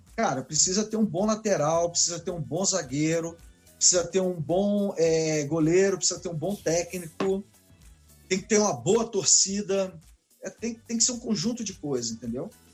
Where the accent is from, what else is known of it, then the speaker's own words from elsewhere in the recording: Brasília, Federal District, Brazil; eu nasci em Brasília, na Asa Sul mesmo, ali no Agamab ali. Então, é, eu sou de Brasília mesmo